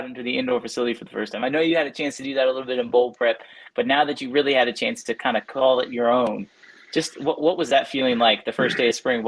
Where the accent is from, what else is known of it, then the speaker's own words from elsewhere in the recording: Kansas City, United States; I'm from Kansas City